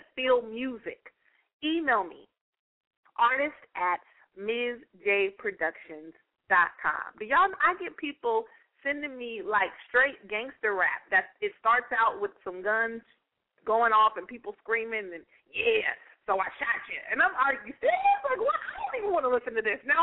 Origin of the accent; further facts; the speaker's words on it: United States; my country, my home country, the U.S. of A.